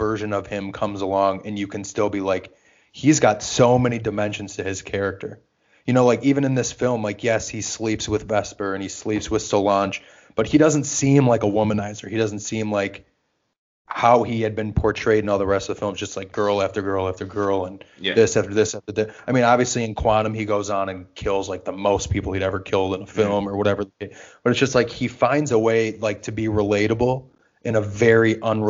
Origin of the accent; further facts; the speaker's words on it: Australia; I'm Australian and I hate George Lazenby.